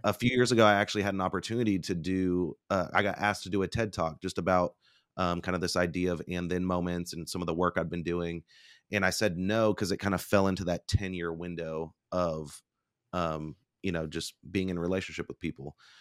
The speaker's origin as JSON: {"language": "English", "town": "Bartlesville", "region": "Oklahoma", "country": "United States", "tie": "born or raised there", "said": "I'm a Oklahoma boy. So, I grew up in Bartlesville, Oklahoma"}